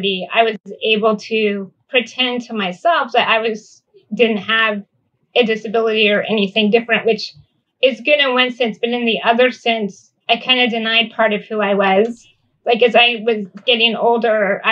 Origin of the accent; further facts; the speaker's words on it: Northern California, United States; I grew up in Northern California in a very rural area